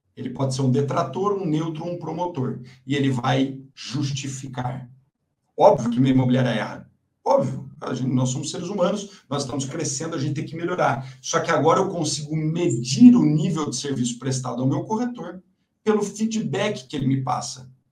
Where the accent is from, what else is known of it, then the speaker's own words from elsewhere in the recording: Mogi Guaçu, São Paulo, Brazil; moved away; Eu, sou do interior, né? Eu nasci em Mogi Guaçu.